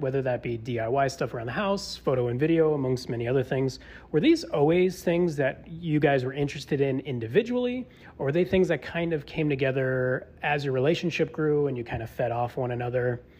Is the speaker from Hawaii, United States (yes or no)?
no; Tucson, Arizona, United States; also born or lived in Buffalo, New York; I'm from Tucson, Arizona. I actually was also born in Buffalo, New York.